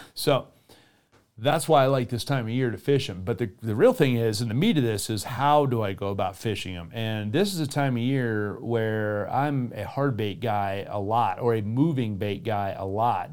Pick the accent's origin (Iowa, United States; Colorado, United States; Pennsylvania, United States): Colorado, United States; in my hometown, there are little bass ponds here and there